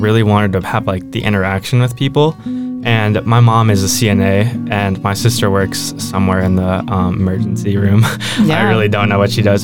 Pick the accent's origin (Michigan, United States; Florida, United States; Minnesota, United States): Minnesota, United States; Marshall; now in Minneapolis-Saint Paul, United States; I grew up in Marshall where there's parking spots everywhere I go. I mean, it's a town of like 5,000 people.